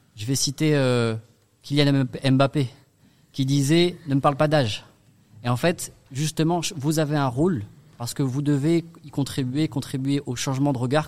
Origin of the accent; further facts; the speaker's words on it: Strasbourg, Grand Est, France; also born or lived in Paris / Lyon / Middle East; je suis né ici à Haute-Pierre et surtout j'ai grandi